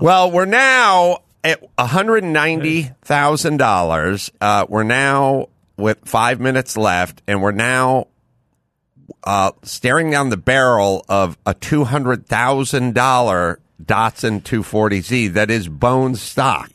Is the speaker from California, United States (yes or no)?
yes; Southern California, United States; I'm from SoCal